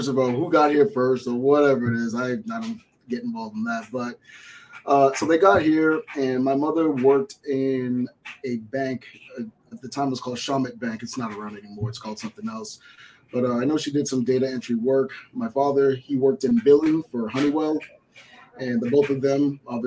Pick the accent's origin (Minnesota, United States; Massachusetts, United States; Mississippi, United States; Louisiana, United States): Massachusetts, United States; Boston; also born or lived in Miami, Florida; I was born in Miami, Florida, and I was raised in Boston, Massachusetts, where I spent most of my adult life.